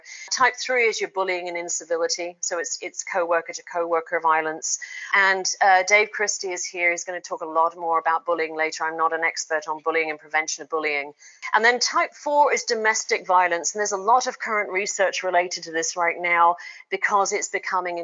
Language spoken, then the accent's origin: English; United Kingdom; also born or lived in Oregon; now in United States; I'm a Brit, Ex-Brit